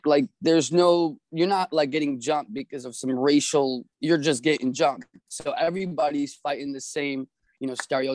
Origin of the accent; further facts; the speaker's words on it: New York City, New York, United States; I'm from Church Ave